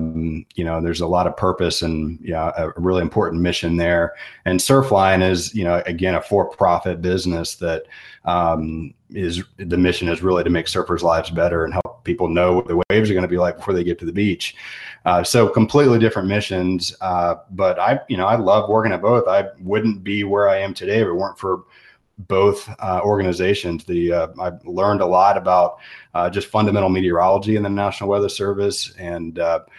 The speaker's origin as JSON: {"language": "English", "region": "the Virginia Peninsula", "country": "United States", "tie": "born or raised there", "said": "I grew up in the peninsula of Virginia"}